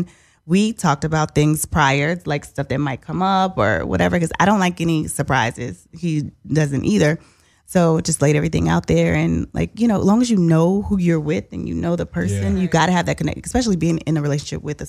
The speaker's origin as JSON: {"language": "English", "town": "Shreveport", "region": "Louisiana", "country": "United States", "tie": "born or raised there", "said": "my hometown, Shreveport, Louisiana"}